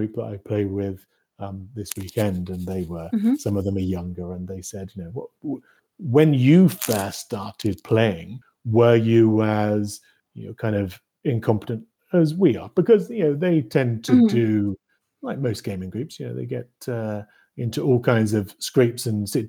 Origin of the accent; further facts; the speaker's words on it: Norfolk, East of England, United Kingdom; moved away as an adult; now in British Columbia, Canada; I grew up in the UK, grew up in Norfolk, which for international listeners is the little bump that's closest to Scandinavia